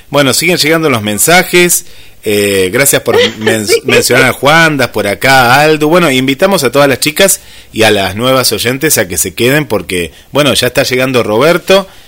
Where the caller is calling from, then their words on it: Mérida, Yucatán, Mexico; Somos del Club Amo Mi Locura de México les escuchamos desde Mérida, Yucatán, la península y de Yucatán.